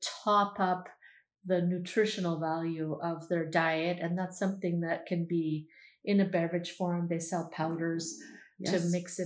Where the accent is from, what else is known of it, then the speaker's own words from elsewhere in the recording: Canada; I'm Canadian